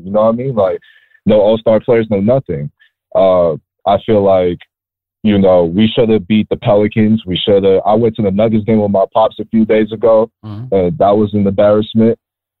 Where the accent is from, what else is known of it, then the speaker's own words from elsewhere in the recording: New York, United States; As a Knicks fan, and you know, we're from New York